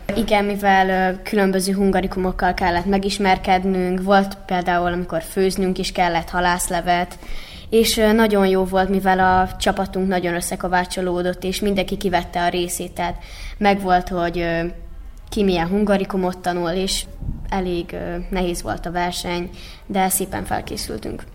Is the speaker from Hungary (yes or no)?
no; Vojvodina, Serbia; mi voltunk az egyetlen vajdasági csapat, és erre nagyon büszkék vagyunk a vajdasági magyarságunkra